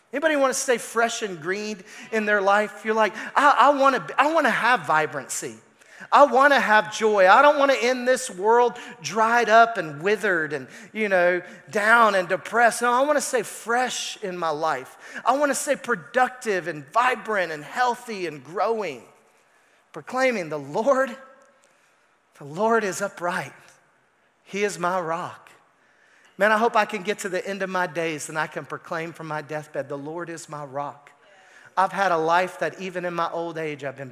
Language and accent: English; Arkansas, United States; I'm from Arkansas